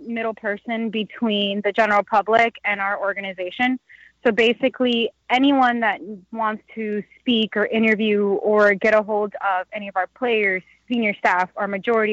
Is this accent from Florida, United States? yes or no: yes; Naples, Florida, United States; now in Orlando, United States; I am from Naples, Marco Island area